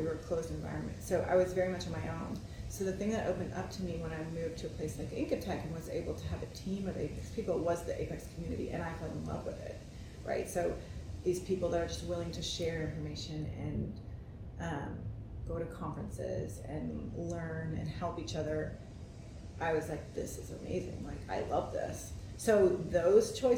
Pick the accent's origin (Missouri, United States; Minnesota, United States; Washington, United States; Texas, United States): Texas, United States; West; also born or lived in Oklahoma / Dallas, Texas; I grew up in West Texas, which was like desert and heat and worse than this